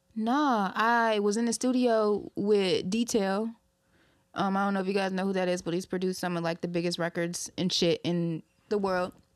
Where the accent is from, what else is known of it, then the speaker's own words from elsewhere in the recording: Ypsilanti, Belleville, Ann Arbor, Inkster, Michigan, United States; also born or lived in Detroit, Michigan; I was raised in Belleville, raised in Ann Arbor, raised in Inkster, you feel me? But I was born in Ipsy, Southside, and that's what I represent